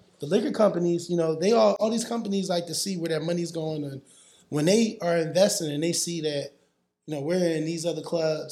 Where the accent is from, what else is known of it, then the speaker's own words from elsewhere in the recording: Philadelphia, Pennsylvania, United States; also born or lived in Yeadon, Delaware County, Pennsylvania; I'm from Yale. I'm from Delaware County. I grew up in Philly